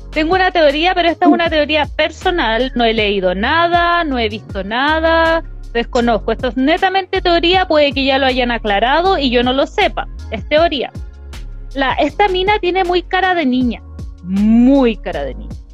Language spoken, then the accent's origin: Spanish; Chile; Pero si somos de Chile, no somos de México.